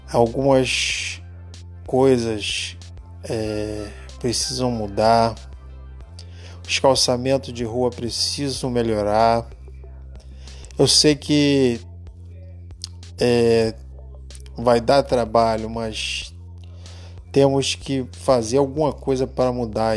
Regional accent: Mangaratiba, Rio de Janeiro, Brazil; nascido e criado em Muriqui

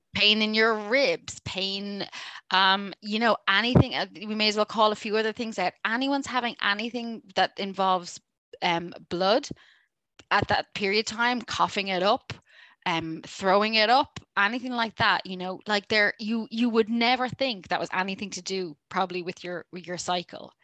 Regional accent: Ireland; I'm Irish.

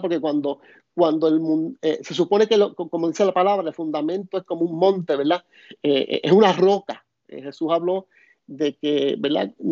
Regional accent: Puerto Rico; soy de, de Puerto Rico

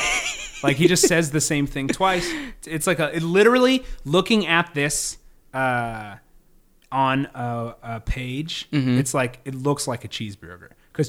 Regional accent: United States

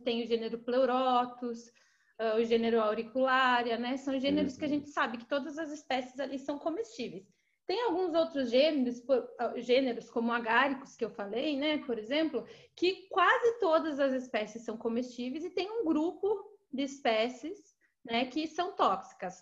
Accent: Guarapuava, Paraná, Brazil; moved away as an adult; also born or lived in Florianópolis; now in São Paulo, Brazil; Eu sou do interior do Paraná, de uma cidade chamada Guarapuava

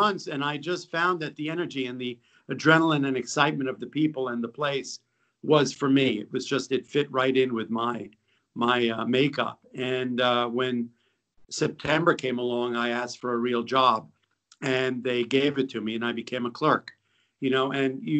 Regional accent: New York City, New York, United States; also born or lived in Massachusetts / West Africa; I grew up in New York City

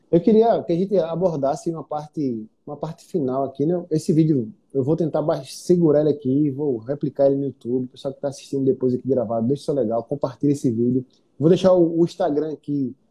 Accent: Northeast Region, Brazil; Eu sou do Nordeste

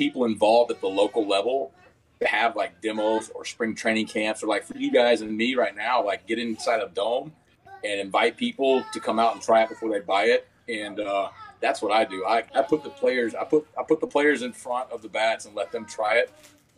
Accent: Texas, United States; moved away; I'm from Texas

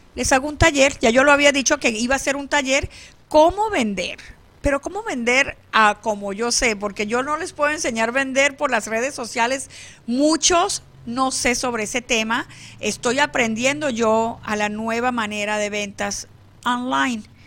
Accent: San Luis, Falcón, Venezuela; now in Phoenix, United States; mi pueblo de San Luis, Estado Falcón, Venezuela

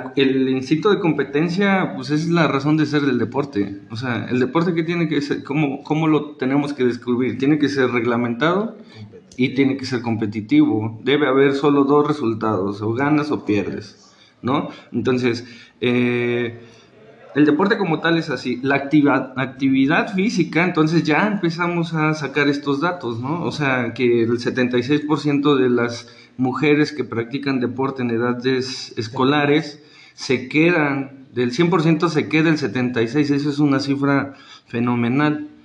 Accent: Mexico; la cultura que tenemos como mexicanos

